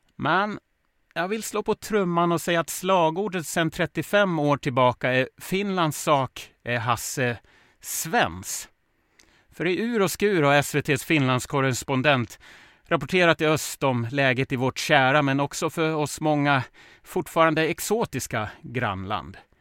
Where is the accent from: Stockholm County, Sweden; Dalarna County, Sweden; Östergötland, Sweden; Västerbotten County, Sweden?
Dalarna County, Sweden; Smedjebacken; Jag är ju uppväxt i Smedjebacken, grannkommunen till Ludvika